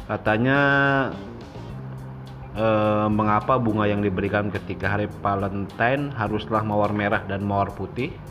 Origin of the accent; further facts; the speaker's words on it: Bandung, West Java, Indonesia; Taunya gue anak Bandung.